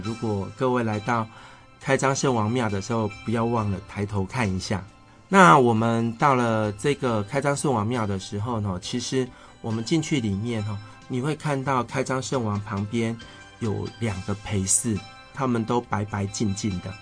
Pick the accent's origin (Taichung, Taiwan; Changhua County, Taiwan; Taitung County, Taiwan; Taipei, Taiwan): Changhua County, Taiwan; 我们彰化人的， 诶， 应该讲信仰中心